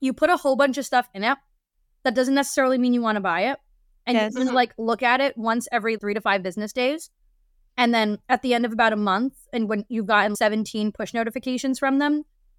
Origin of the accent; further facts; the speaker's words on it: New Jersey, United States; I am from Jersey.